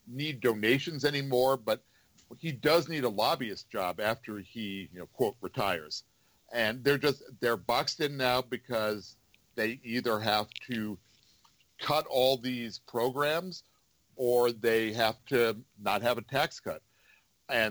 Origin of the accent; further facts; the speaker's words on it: the New York area, United States; now in Washington, United States; I don't know if you can tell from my accent, but I grew up in the New York area